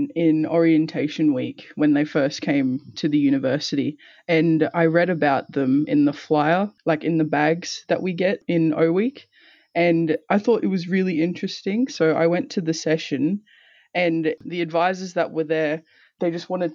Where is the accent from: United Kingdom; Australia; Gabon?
Australia; Toowoomba, Queensland; also born or lived in Townsville / Torres Strait Islands; I was born in Townsville and I grew up in Toowoomba from the age of about 5